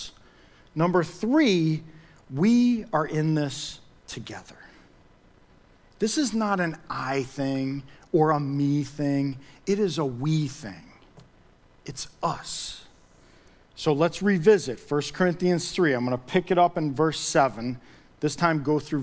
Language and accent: English; United States; being an American